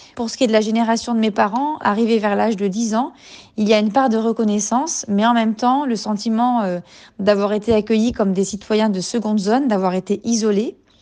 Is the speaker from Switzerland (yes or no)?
no; France; je suis française d'origine algérienne